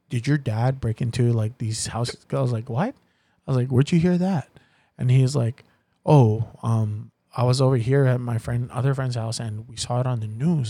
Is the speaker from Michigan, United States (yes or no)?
no; Waianae, Hawaii, United States; I grew up in Waianae, in Macaha.